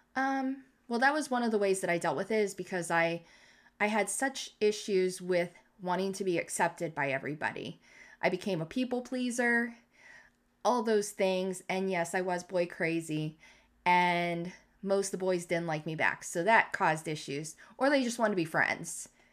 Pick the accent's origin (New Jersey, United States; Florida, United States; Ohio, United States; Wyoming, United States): Ohio, United States; Canton; where I grew up in Canton South